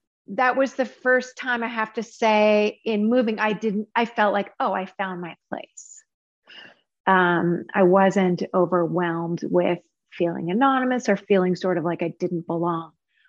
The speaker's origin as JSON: {"language": "English", "region": "Alaska", "country": "United States", "tie": "born or raised there", "also_born_or_lived": "Seattle / Los Angeles", "moved": "as an adult", "said": "I was born and raised in Alaska"}